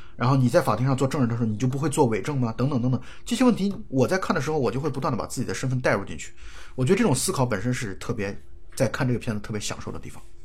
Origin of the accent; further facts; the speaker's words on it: China; 我们作为中国人